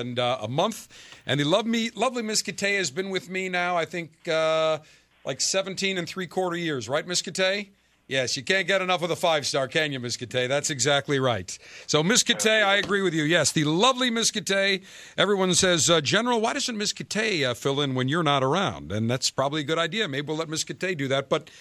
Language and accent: English; Buffalo, New York, United States; moved away; my hometown, Buffalo, New York